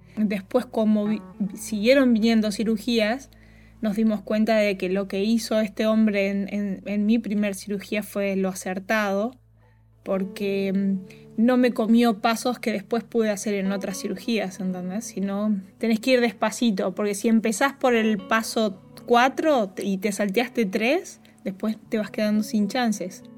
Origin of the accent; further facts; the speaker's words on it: Concordia, Entre Ríos, Argentina; moved away as an adult; now in Los Angeles, United States; soy de Entre Ríos y viste que en los pueblos chicos nos conocemos todos